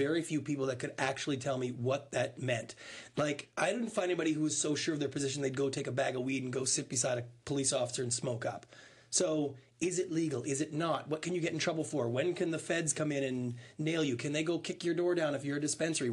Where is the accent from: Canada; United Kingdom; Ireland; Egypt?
Canada; moved away as an adult; now in United States; I'm a Canadian. I'm in the middle of my immigration to be a U.S. citizen